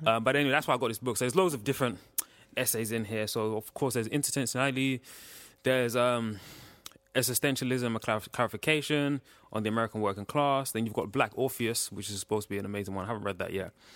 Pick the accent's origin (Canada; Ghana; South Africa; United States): Ghana; I'm from West Africa. From, in West Cape, I'm from Ghana.